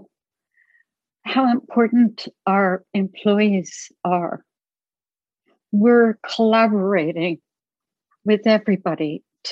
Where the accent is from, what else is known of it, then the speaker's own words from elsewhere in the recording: New Jersey, United States; I grew up in New Jersey